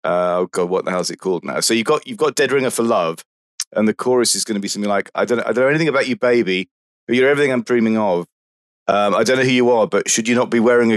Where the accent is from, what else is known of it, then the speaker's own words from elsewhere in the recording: Birmingham, West Midlands, United Kingdom; accent: Brummie; I'm from Birmingham, so I've got a kind of Midlands Brummy beat sort of background.